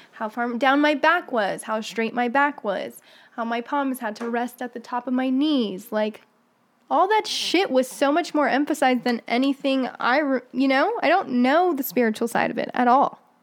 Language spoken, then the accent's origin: English; Morocco; now in United States; growing up in Morocco